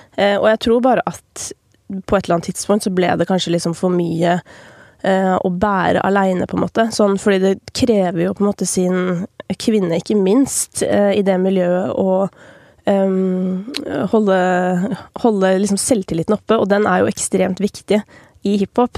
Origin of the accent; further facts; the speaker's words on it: Oppegård, Akershus, Norway; satt jeg i kommunestyret i Oppegård, der jeg kommer fra